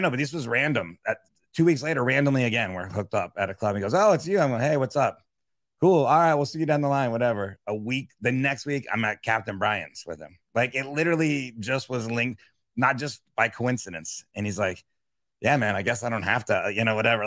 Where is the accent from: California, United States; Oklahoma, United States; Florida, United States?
Florida, United States; Miami; also born or lived in upstate New York; I'm from Miami